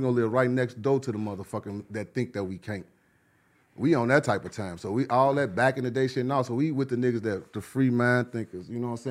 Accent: Chicago, Illinois, United States; I'm from Chicago

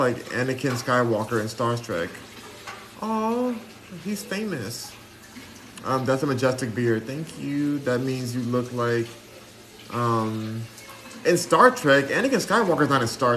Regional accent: United States; I'm American. The race is American.

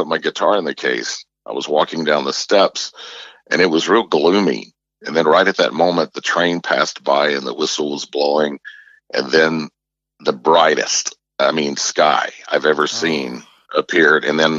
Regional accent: Luverne, Alabama, United States; moved away; In my hometown of Luverne, Alabama, about an hour south of Montgomery.

